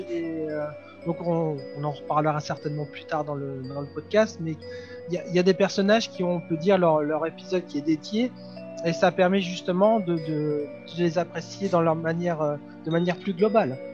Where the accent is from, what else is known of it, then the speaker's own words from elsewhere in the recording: France; chez nous en France